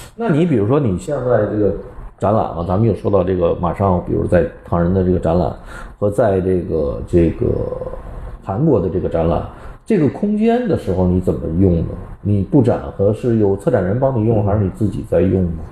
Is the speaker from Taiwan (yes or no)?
no; China; 我们中国人